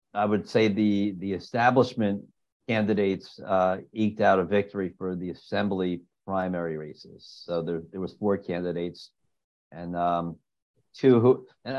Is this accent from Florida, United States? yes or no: no; New Jersey, United States; growing up in New Jersey